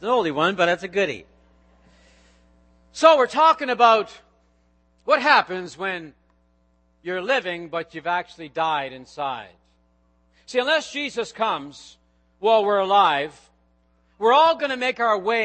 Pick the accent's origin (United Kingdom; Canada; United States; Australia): Canada; Nova Scotia; moved away; back in my home country, Nova Scotia